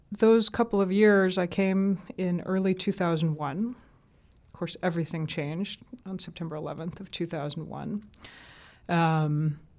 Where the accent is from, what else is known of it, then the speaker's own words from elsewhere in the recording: the South, United States; accent: southern; because my southern accent was trained right out of me at the BBC.